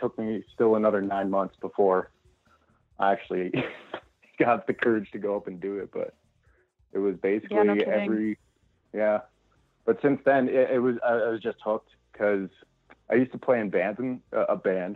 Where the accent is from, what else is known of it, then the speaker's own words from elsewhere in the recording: Prince Edward Island, Canada; now in Red Deer, Canada; I'm originally from Prince Edward Island. I moved out to Red Deer